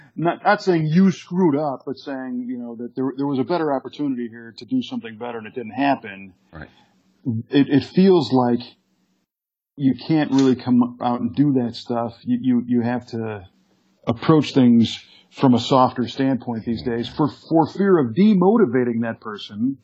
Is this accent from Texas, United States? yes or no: no; Chicago, Illinois, United States; when I grew up in the Chicago area